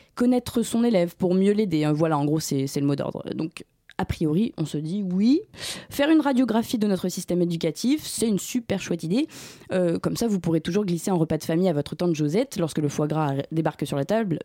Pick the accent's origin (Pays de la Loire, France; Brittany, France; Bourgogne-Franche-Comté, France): Brittany, France; je viens de Bretagne